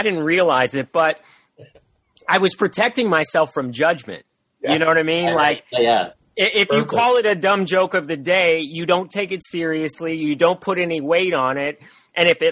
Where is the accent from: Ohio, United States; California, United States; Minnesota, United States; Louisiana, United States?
California, United States; San Francisco; moved away as an adult; also born or lived in Los Angeles; I was born up in Northern Cal and that's where my roots were